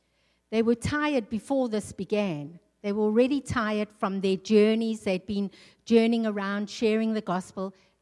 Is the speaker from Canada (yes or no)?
no; South Africa; also born or lived in England; now in North Dakota, United States; I'm a South African girl. I grew up in the sunshine. I grew up in the tropics.